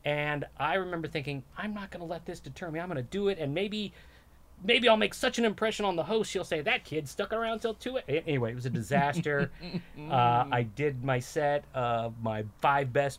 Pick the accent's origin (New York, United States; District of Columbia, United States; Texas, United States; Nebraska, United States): Nebraska, United States; born or raised there; moved away as an adult; now in Los Angeles, United States